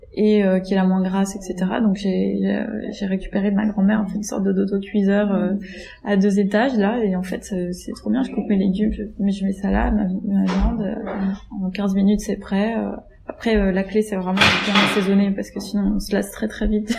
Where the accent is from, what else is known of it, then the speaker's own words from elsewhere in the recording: Greece; moved away as an adult; now in Paris, France; j'ai grandi, j'ai grandi en Grèce en fait, et mes parents sont encore là-bas